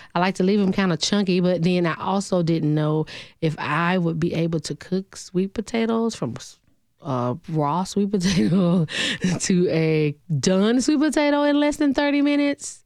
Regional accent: Alabama, United States; now in Nashville, United States; Originally from a small town in Alabama, six hundred and eighty-three people

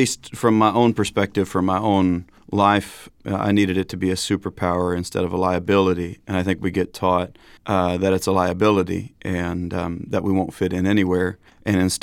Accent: Midwest, United States; an angry young man growing up in the Midwest

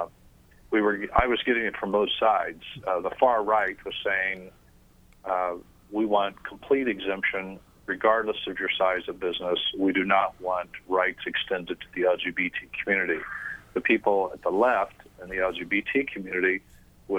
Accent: Missouri, United States; now in Northeast Indiana, United States; I grew up in Missouri

